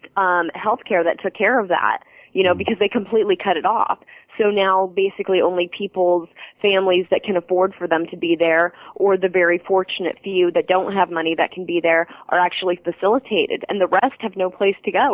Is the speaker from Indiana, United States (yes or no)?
yes; Fort Wayne, Indiana, United States; moved away; Fort Wayne people because they're like my that's my hometown.